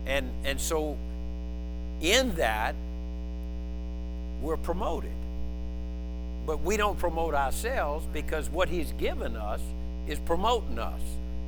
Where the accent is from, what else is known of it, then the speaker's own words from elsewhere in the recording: Louisiana, United States; I'm Cajun.